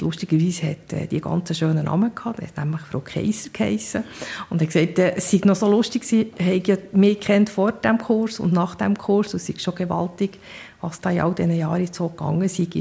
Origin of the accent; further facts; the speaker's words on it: Bern, Switzerland; also born or lived in Seedorf; Ich bin in Bern aufgewachsen